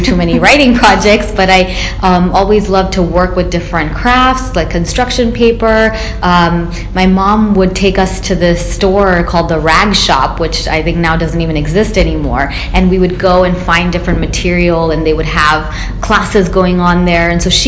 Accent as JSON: {"language": "English", "region": "Florida", "country": "United States", "tie": "born or raised there", "moved": "yes", "said": "we grew up partly in Florida"}